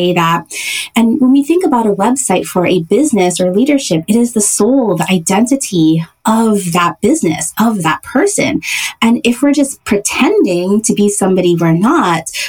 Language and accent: English; Hawaii, United States; moved away as an adult; also born or lived in San Francisco; I was born and raised in Hawaii.